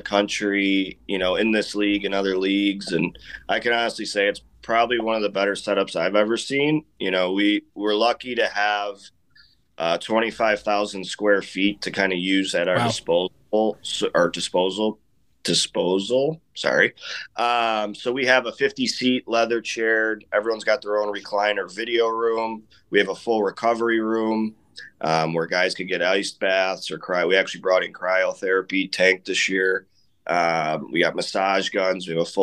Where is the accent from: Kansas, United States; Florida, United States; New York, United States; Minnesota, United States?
New York, United States; moved away as an adult; also born or lived in San Diego; now in Atlanta, United States; I'm from New York, so I got snowed on my whole life